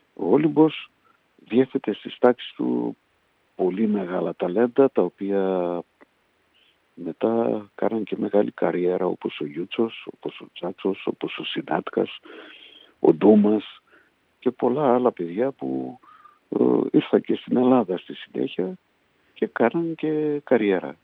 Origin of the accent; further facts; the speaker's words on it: Budapest, Hungary; moved away as an adult; also born or lived in Poland / Miskolc, Hungary; now in Greece; το 57 μετακομίσαμε στην Βουδαπέστη, στο, στο περιβόητο Ντόχανγκιαρο όπως το λέγαμε, ναι. το καπνεργοστάσιο που μένανε γύρω στα 2.000 Έλληνες. Εγώ ήμουν πιτσιρικάς, 7 χρονών ήμουν